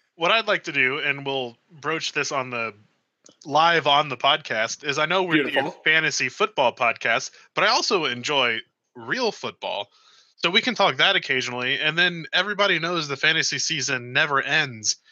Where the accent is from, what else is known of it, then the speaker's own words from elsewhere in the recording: United States; as an American